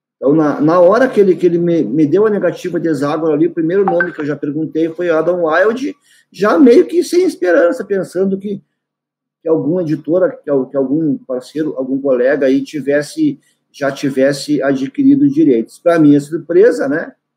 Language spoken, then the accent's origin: Portuguese; Cacequi, Rio Grande do Sul, Brazil; Saikan é o nome da minha localidade, onde eu nasci, onde eu, eu resido até hoje